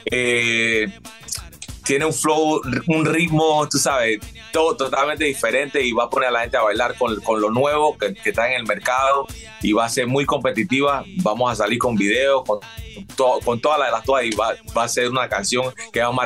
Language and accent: Spanish; Panama; moved away; Yo tengo, yo me fui de Panamá en el 98